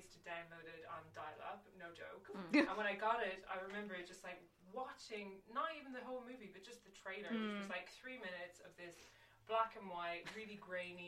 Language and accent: English; Ireland; I'm Irish